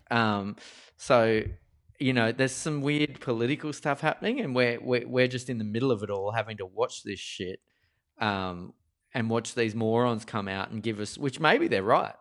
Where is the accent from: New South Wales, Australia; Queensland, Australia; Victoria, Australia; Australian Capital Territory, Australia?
New South Wales, Australia; Parramatta; where I grew up in Parramatta's deep, dark western suburbs